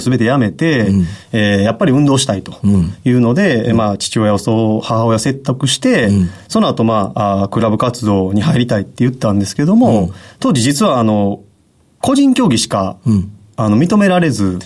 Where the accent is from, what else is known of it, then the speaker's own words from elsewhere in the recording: Hyogo, Japan; 兵庫県です